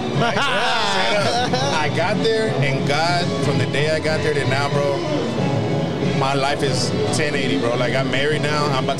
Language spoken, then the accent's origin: English; Houston, Texas, United States; I was raised here. I'm from Greens Point originally.